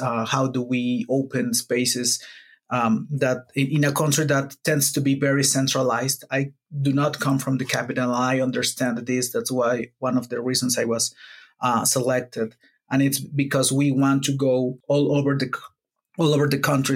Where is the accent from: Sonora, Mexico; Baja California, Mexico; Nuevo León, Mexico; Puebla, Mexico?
Puebla, Mexico; I'm not from Mexico City. I'm from Puebla, which is a city that's like a two-hour drive from Mexico City.